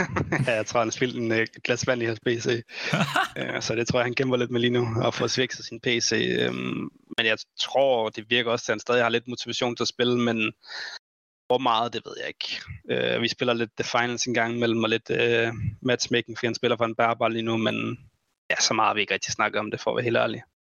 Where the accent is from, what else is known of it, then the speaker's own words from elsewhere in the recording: Denmark; vi er fire danskere